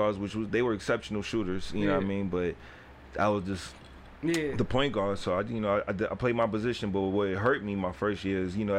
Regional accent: New York City, New York, United States; So growing up in the Bronx, it was just me, both my parents, and my older sister.

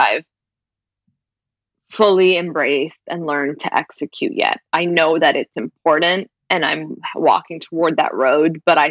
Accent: Brampton, Ontario, Canada; born or raised there

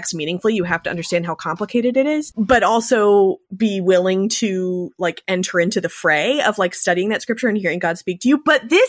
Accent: Southeast, United States; now in Austin, United States; And so I grew up in the Southeast. I am now rooted in Austin, Texas, where I'm the founding planter of Jubilee Episcopal Church.

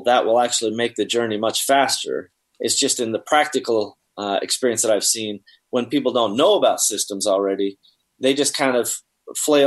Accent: Seattle, Washington, United States; I'm from Seattle

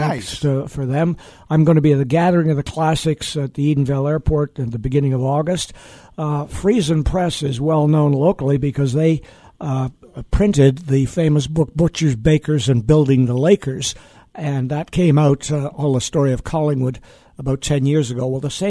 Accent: England, United Kingdom; moved away; the Blitz in growing up in England

